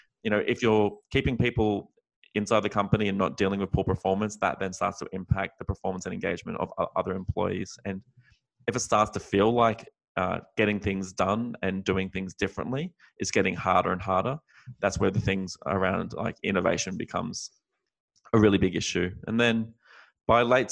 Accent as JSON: {"language": "English", "country": "Australia", "moved": "as an adult", "lives_now": "San Francisco, United States", "said": "as an Australian expat now based in the US"}